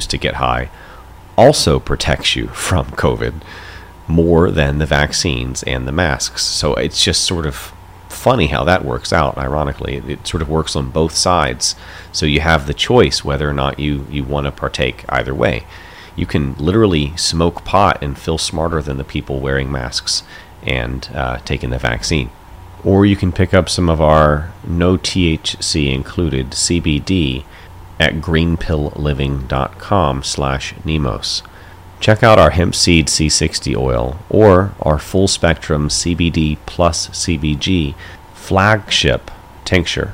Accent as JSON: {"language": "English", "region": "North Carolina", "country": "United States", "said": "I'm from North Carolina myself"}